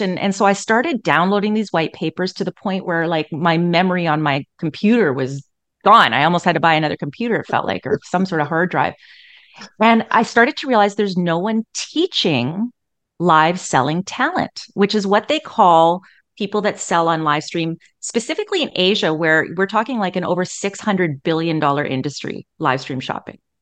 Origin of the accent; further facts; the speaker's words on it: Edmonton, Alberta, Canada; I was born and raised in Edmonton